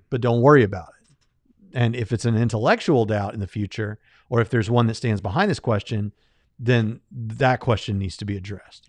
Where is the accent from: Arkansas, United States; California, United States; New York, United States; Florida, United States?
Florida, United States; Jacksonville; I grew up in Jacksonville, Florida, went to the beach every weekend